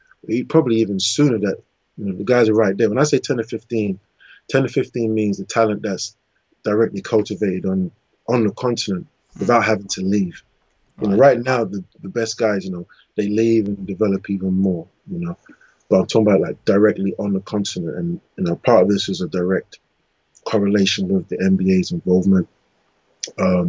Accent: England, United Kingdom; I was born in England

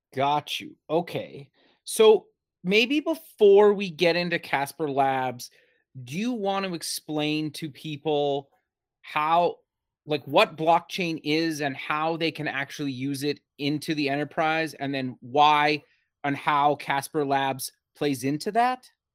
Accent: Canada; also born or lived in Alberta; I'm actually Canadian as well. I live in Alberta

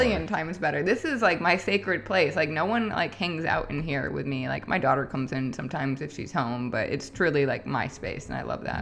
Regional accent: Midwest, United States; also born or lived in upstate New York; now in Michigan, United States; I grew up in the Midwest. Well, I'm from upstate New York, but growing up in the Midwest

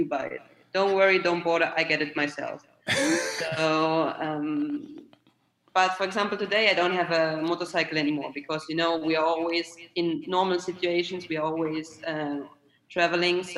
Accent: Germany; now in Italy; I'm from Germany, I moved to Italy

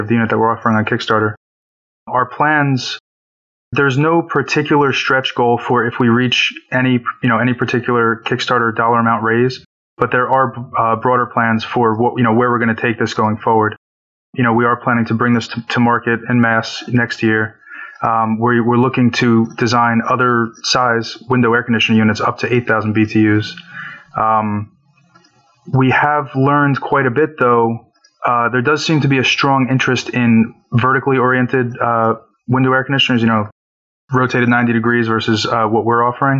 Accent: Woodbridge, New Jersey, United States; I'm from Woodbridge, New Jersey

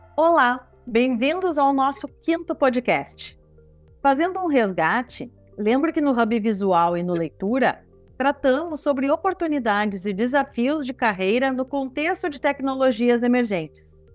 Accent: Rio Grande do Sul, Brazil; Sou aqui do Rio Grande do Sul

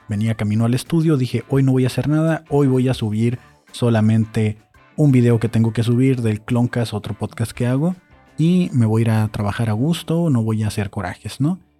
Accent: Mexico; Así somos los mexicanos

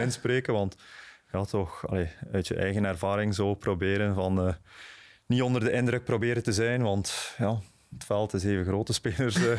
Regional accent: Bruges, Flanders, Belgium; ik ben, ben van Brugge, ik ben van Sint-Andries

